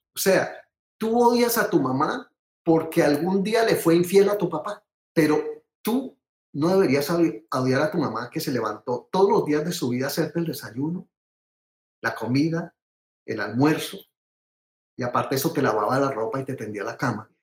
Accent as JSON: {"language": "Spanish", "country": "Colombia", "moved": "yes", "lives_now": "United States", "said": "uno como colombiano, eh, digamos, desde lejos de la patria"}